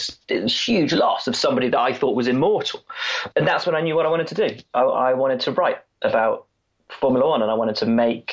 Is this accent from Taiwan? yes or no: no; Worcestershire, West Midlands, United Kingdom; I grew up in Worcestershire